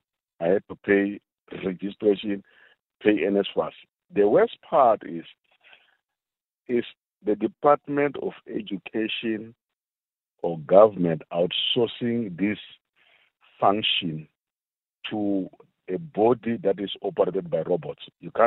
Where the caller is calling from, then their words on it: South Africa; I'm phoning from Kruger National Park.